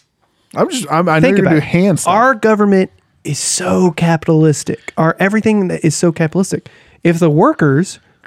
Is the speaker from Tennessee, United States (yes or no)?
no; East Texas, United States; I grew up in the East in the East Texas